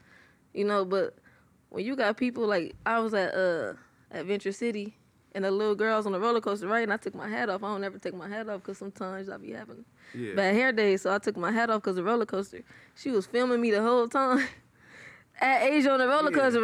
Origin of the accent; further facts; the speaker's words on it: Compton, California, United States; I'm from Compton, California. Wilmington Orms, to be exact